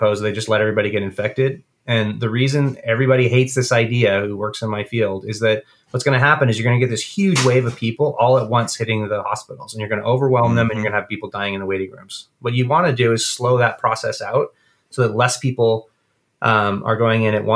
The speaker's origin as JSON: {"language": "English", "country": "Guatemala", "tie": "born or raised there", "moved": "yes", "said": "I grew up in Guatemala during a civil war"}